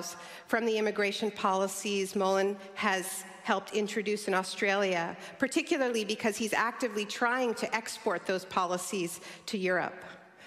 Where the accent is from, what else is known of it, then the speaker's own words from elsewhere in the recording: Canada; And I'm a Canadian